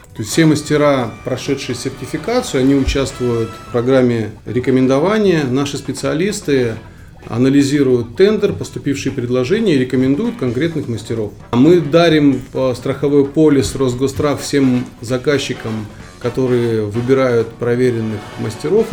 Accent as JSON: {"language": "Russian", "country": "Kyrgyzstan", "tie": "born or raised there", "moved": "yes"}